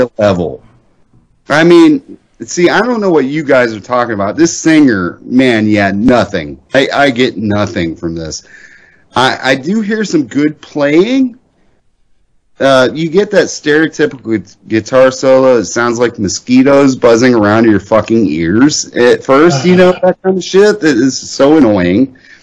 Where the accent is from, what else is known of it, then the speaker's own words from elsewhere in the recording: Ohio, United States; also born or lived in Indiana; I'm an Ohio twat.